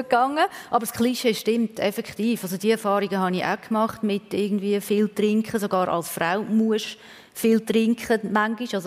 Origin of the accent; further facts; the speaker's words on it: Switzerland; Aber als Schweizerin war man dort eher eine Exotin.